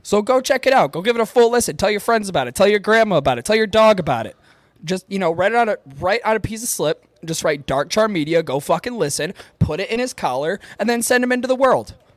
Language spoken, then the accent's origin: English; Upper Peninsula, Michigan, United States; accent: Yooper; I try a Boston accent, and it turns into my Youper accent